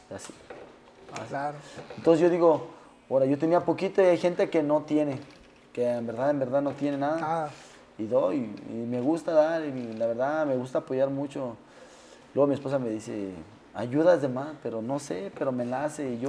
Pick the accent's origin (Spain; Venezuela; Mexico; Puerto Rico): Mexico; Mexico City; Somos, como dices tú, somos chilangos y los chilangos.